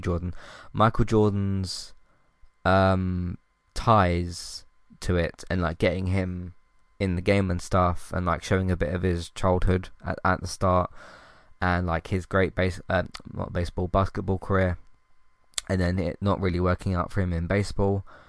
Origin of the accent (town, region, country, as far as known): United Kingdom